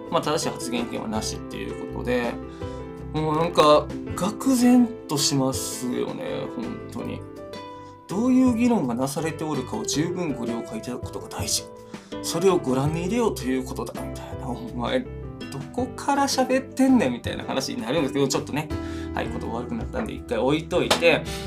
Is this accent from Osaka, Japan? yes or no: no; Wakayama, Japan; moved away; 和歌山県民としても和歌山県民じゃないんですけど今は、まあ、あの出身者としては